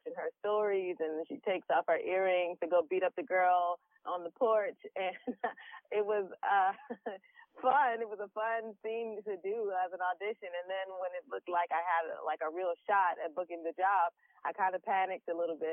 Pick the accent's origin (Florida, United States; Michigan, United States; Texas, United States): Michigan, United States; Detroit; I'm from Detroit, yes. So I, you know, am able to draw from, you know, some of my surroundings growing up